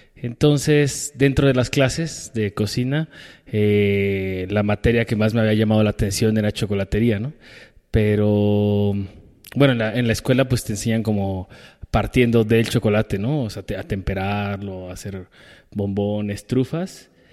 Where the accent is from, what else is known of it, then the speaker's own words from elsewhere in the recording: Mexico City, Mexico; yo crecí en Iztapalapa con mis papás